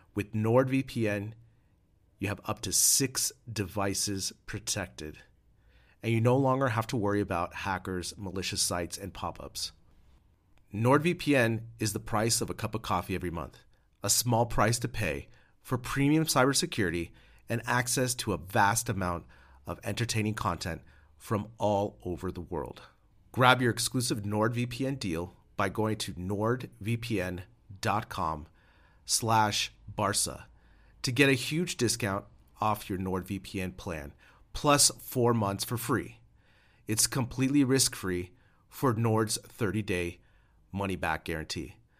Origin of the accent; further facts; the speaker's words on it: United States; now in Madrid, Spain; As an American living abroad